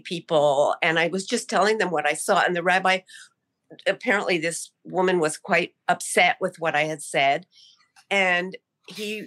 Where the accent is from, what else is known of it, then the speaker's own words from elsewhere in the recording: Tulsa, Oklahoma, United States; I grew up the opposite of you in Tulsa, Oklahoma